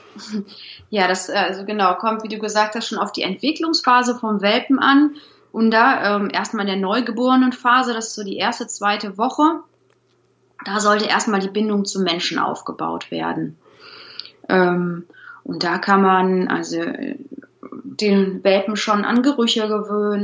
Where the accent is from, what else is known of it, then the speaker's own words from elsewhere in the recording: Troisdorf, North Rhine-Westphalia, Germany; Ich komme aus Troisdorf, das ist direkt hinter Bonn. Ich wohne hier mit Mann, Sohn und unseren drei Hunden